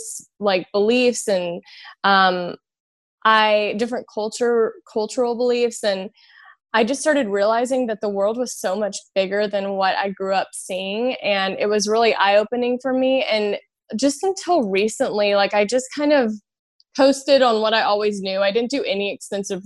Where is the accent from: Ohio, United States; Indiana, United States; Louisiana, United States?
Louisiana, United States; also born or lived in California; now in Los Angeles, United States; So I'm from Louisiana. I'm from the South, and I grew up, I grew up in the church